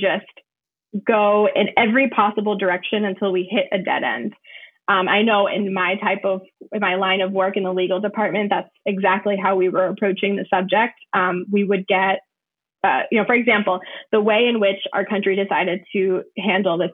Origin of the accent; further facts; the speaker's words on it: New Hampshire, United States; also born or lived in Puerto Rico; I grew up here. I was born in Puerto Rico. I moved to New Hampshire when I was 5 years old.